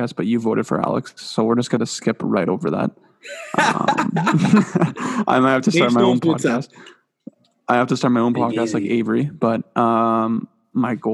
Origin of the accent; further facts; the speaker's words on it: Canada; us being Canadian